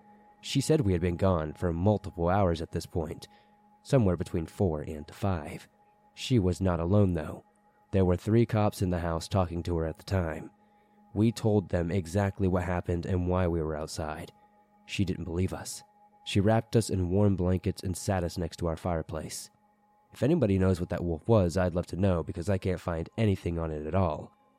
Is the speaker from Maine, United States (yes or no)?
yes; Maine, United States; For setup, I'm from Maine, and this takes place in the year of 2008, sometime during December, in Jay, Maine.